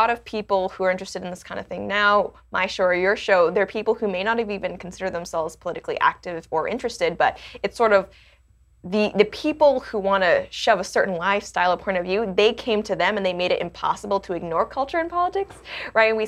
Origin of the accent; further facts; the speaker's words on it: Hong Kong; also born or lived in Canada; Well, it's interesting because I, I was born in Canada, but I didn't grow up in Canada. I grew up in Hong Kong